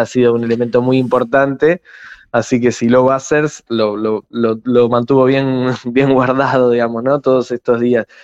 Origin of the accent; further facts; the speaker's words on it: Argentina; now in San Martín, Argentina; nuestro nuestro país